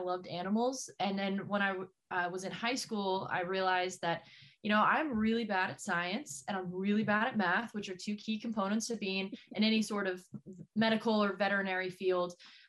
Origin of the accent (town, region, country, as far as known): Texas, United States; born or raised there; moved away as an adult; also born or lived in Missouri; now in Portland, United States